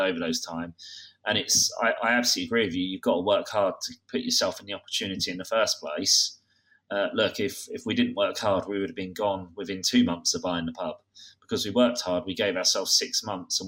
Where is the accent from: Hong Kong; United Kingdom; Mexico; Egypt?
United Kingdom; Kent, South East England; I'm from Kent